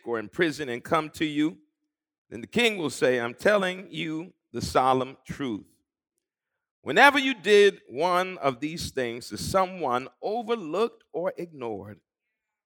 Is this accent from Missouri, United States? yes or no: no; Long Island, New York, United States; The church I grew up in on Long Island